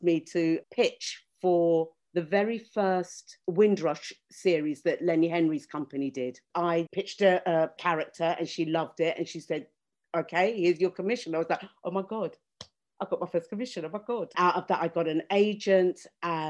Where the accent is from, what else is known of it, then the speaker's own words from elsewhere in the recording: Jamaica; moved away as an adult; now in United Kingdom; when I was growing up in Jamaica